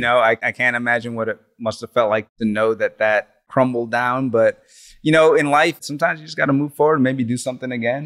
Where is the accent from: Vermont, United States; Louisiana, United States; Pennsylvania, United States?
Louisiana, United States; Slidell; also born or lived in New Orleans; growing up in Louisiana going to high school in Slidell